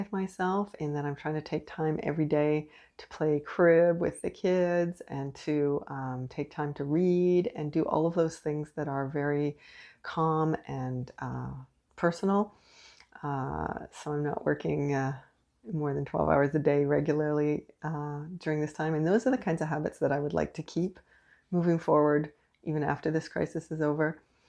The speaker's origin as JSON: {"language": "English", "country": "Canada", "said": "I am unapologetically Canadian."}